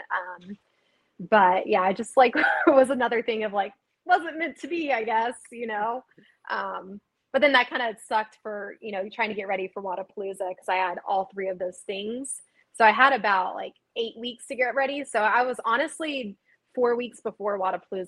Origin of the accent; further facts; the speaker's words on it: Austin, Texas, United States; it is in my hometown. It's in Austin, Texas